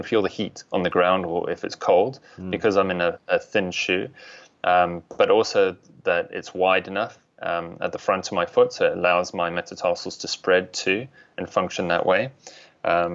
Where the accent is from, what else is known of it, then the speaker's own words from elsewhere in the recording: South Africa; moved away; I'm originally from South Africa